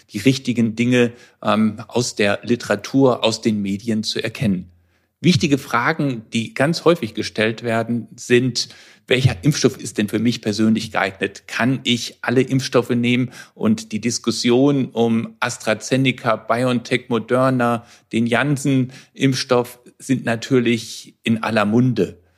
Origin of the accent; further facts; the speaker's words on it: Frankfurt, Hesse, Germany; Ich komme aus Frankfurt und beschäftige mich seit vielen Jahren mit chronisch entzündlichen Darmerkrankungen.